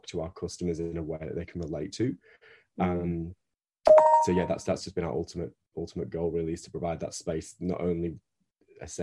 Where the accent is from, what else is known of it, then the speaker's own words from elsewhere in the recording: Northern Britain, the north of England, United Kingdom; accent: Northern British; now in Australia; as you can tell by my accent, I'm Northern British.